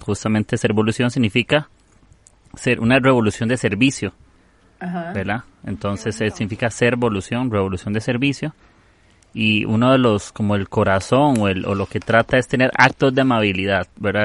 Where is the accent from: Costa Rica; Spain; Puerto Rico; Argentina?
Costa Rica; de Costa Rica